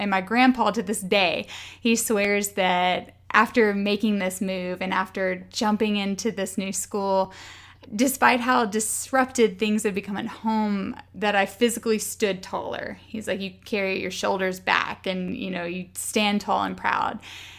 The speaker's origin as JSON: {"language": "English", "region": "Arkansas", "country": "United States", "tie": "born or raised there", "said": "So you know that I grew up on a farm in Arkansas. My dad was a third or fourth generation farmer. So long line of Arkansas farmers in my family"}